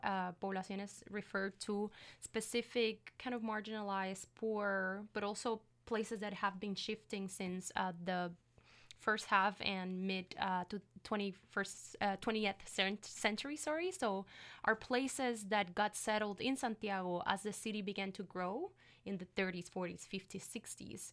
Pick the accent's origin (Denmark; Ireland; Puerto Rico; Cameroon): Puerto Rico; first language Spanish; English is a second language; moved away as an adult; also born or lived in Montreal, Canada / Kingston, Canada; now in Canada; I'm from Puerto Rico, in the Caribbean